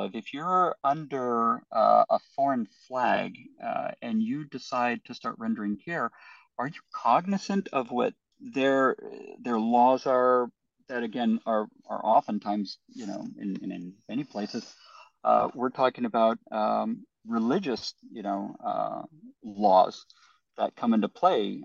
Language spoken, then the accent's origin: English; United States; I'm an American